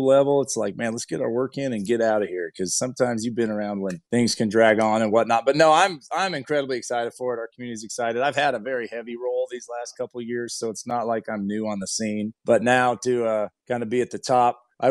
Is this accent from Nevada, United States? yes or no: no; Fruitland, Idaho, United States; I've lived full-time back in my hometown, Fruitland, Idaho